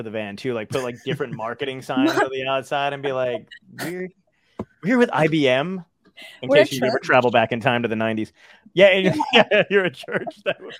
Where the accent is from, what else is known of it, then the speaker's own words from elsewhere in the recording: New Jersey, United States; moved away; I grew up in Jersey